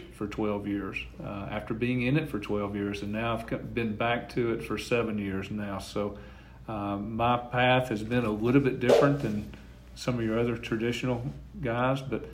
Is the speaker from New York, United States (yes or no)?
no; Fayetteville, Tennessee, United States; my hometown of Fayetteville